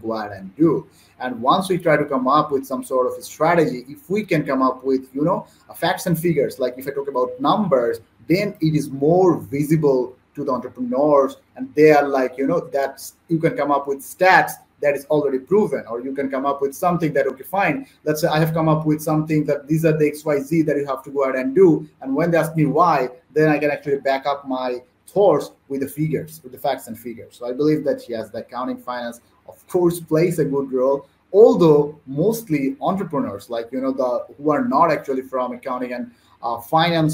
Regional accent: Bangladesh; I'm from Bangladesh

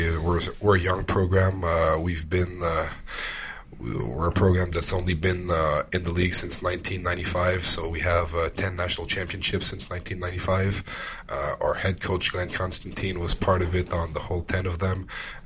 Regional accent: Montreal, Quebec, Canada; I'm from Montreal, Quebec

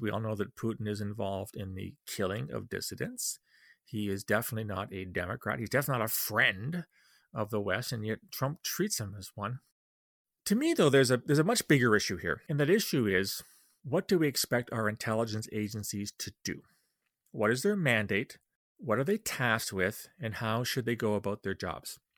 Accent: Canada; as a Canadian

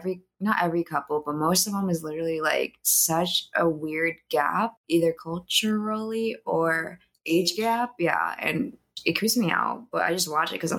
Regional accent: United States

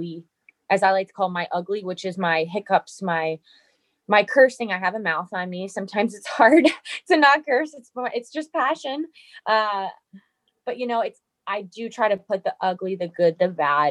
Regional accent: New Jersey, United States; also born or lived in East Coast; I'm from New Jersey

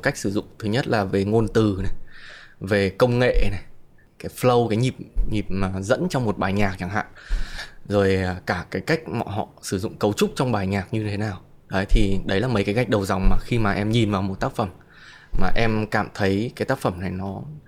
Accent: Hanoi, Vietnam; moved away

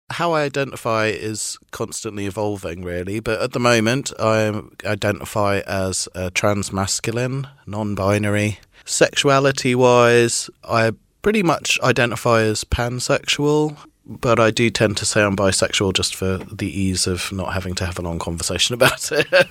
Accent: Trinidad & Tobago; moved away; also born or lived in Midlands, United Kingdom; I was born in the Midlands in, in the UK, and then when I was about four, we moved to Trinidad in the West Indies, which is where my father's from

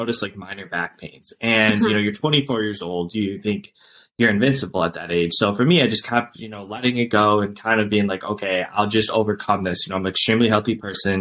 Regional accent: Cleveland, Ohio, United States; I'm from Cleveland, Ohio.

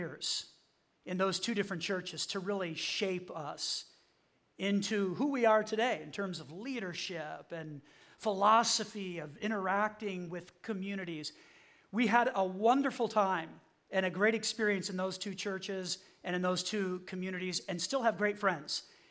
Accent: Chicago, Illinois, United States; moved away as an adult; also born or lived in Mulberry, Florida / Highland, Indiana; I grew up outside of Chicago. That's where my parents lived and still live to this day

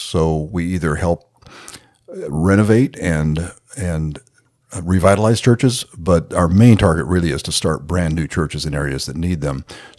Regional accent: Nigeria; My parents were missionaries to Nigeria. They went out single, found each other there, got married

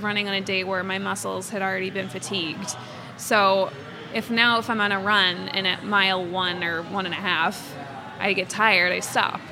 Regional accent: Quincy, Massachusetts, United States; I'm from Quincy. I'm born and raised here

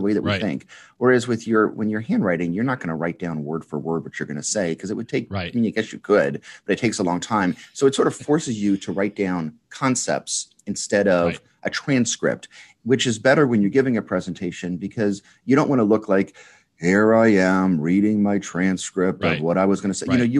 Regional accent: New Orleans, Louisiana, United States; from New Orleans.

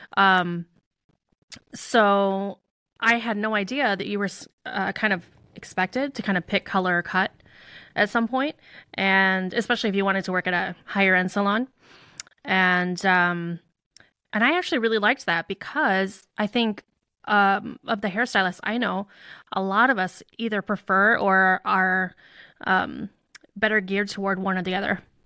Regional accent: Chicago, Illinois, United States; I grew up in the Chicago suburbs

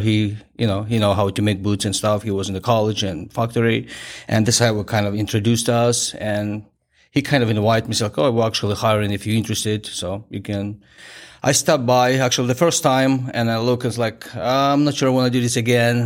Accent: Kharkiv, Kharkiv Oblast, Ukraine; English is a second language; moved away as an adult; my hometown

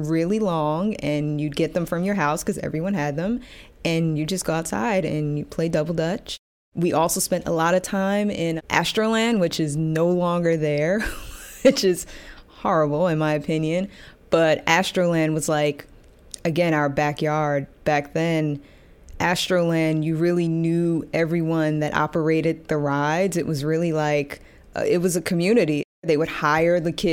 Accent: New York City, New York, United States; I grew up in Gravesend Housing Projects

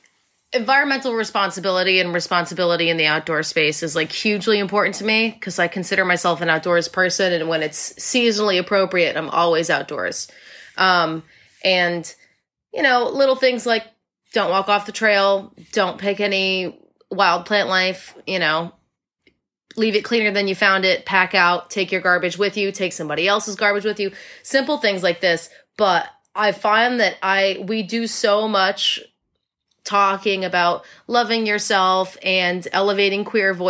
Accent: Connecticut, United States; moved away; also born or lived in New York City; I grew up in Connecticut, in like the woods.

